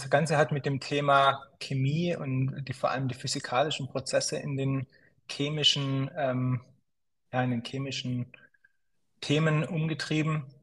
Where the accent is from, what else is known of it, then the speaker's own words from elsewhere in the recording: Schwäbisch Gmünd, Baden-Württemberg, Germany; also born or lived in Zurich, Switzerland / San Francisco, United States; ursprünglich komme ich aus Schwäbisch Gmünd, kleines, kleines Städtchen hier im, im Süden von Deutschland bin hier aufgewachsen, ähm, bin dann nach dem Abitur, hat es mich ein bisschen in die große weite Welt hinausgezogen. Ich bin dann zum Studium in die Schweiz